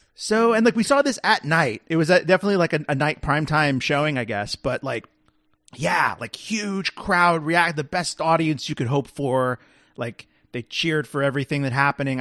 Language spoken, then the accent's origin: English; Texas, United States; moved away; go home to Texas